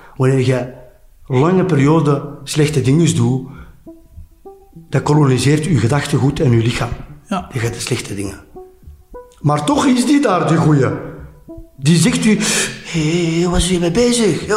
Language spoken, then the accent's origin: Dutch; Flemings, Flanders, Belgium; wij zeggen altijd Vlamingen